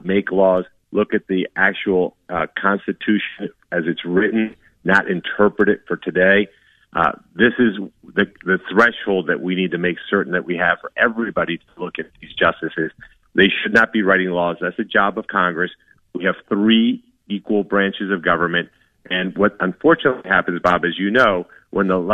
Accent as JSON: {"language": "English", "country": "Colombia", "tie": "born or raised there", "moved": "yes", "lives_now": "United States", "said": "I was born in Colombia, South America"}